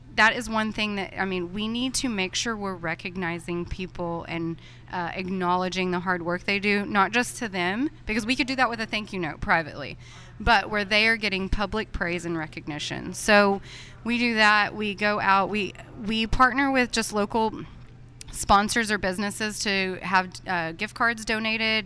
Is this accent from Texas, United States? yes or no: yes; Texas, United States; moved away as an adult; also born or lived in Oklahoma; I'm from Texas